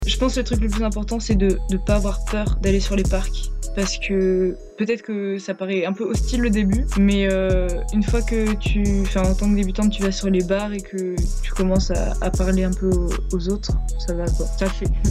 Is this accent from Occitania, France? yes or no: no; Grenoble, Auvergne-Rhône-Alpes, France; Je viens de Grenoble.